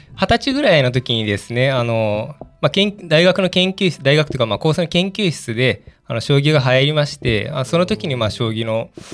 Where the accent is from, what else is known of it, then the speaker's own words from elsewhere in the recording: Aichi, Japan; 愛知県出身でして愛知県であの主に駒を作っておりまして